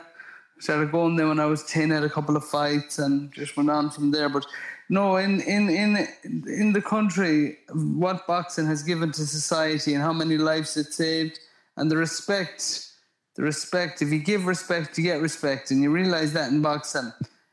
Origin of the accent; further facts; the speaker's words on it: Geesala, Connacht, Ireland; moved away as an adult; now in United States; I was a kid from Gisala